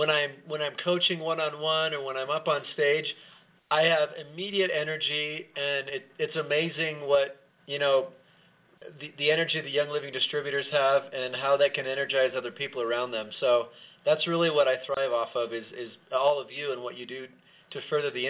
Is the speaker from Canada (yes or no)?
no; Bolivia; also born or lived in Venezuela / Chile; I grew up in South America, in Bolivia. I also lived in Venezuela and Chile. And so I also speak Spanish